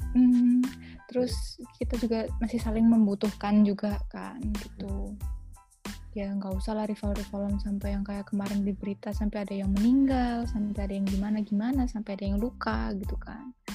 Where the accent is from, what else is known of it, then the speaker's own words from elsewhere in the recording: Jakarta, Indonesia; moved away; Sebenarnya main sepak bola tuh dari kecil, dari kecil waktu masih di Jakarta tuh main sepak bola sama anak-anak rumah di deket situ